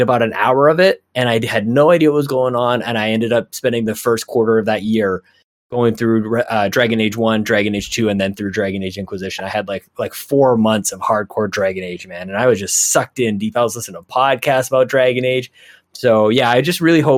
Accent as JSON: {"language": "English", "town": "Edmonton", "region": "Alberta", "country": "Canada", "tie": "born or raised there", "said": "I'm from Edmonton"}